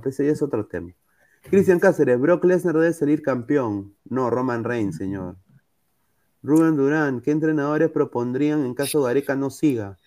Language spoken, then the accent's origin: Spanish; Peru